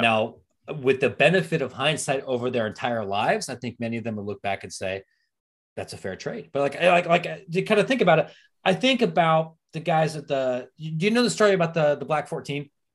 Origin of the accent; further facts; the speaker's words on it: Pataskala, Ohio, United States; moved away as an adult; also born or lived in Reynoldsburg, Ohio / Granville, Ohio / Arizona; I'm from Licking County. All right, I, wow. I, I was born in Reynoldsburg, lived in Pataskala, went to Granville High School, graduated from Ohio State